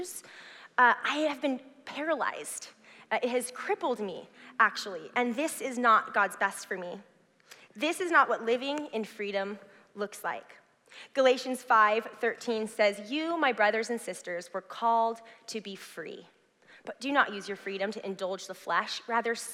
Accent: Southern California, United States; now in Clackamas, United States; I grew up in Southern California

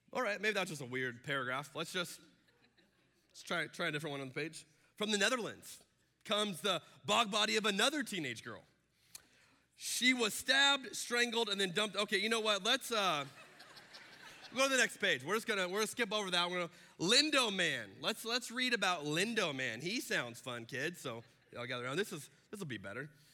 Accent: Arizona, United States; I'm from Arizona, where they do not do daylight savings time.

